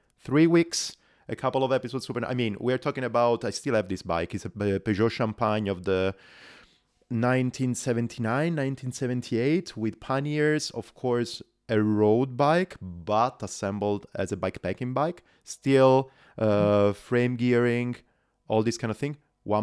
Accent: Calabria, Italy; We are both from Calabria, from the south of Italy. We're schoolmates.

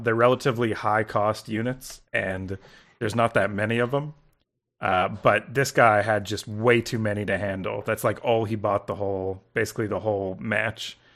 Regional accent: Canada; I'm from Canada. You know, up here

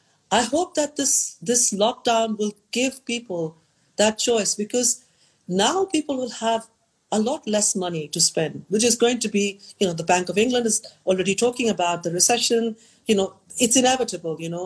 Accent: India; in a place like India, you know, from my hometown, you can see mountain ranges that no one has seen

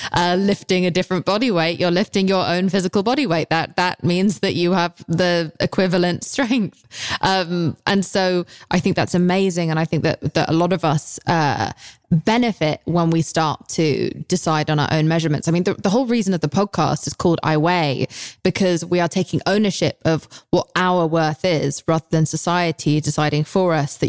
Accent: England, United Kingdom; I'm English

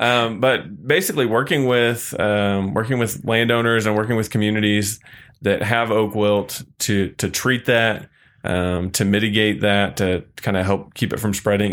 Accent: Missouri, United States; now in Texas, United States; I grew up in Missouri.

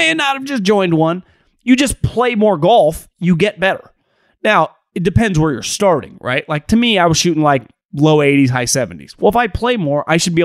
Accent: Northern California, United States; I'm from Northern California

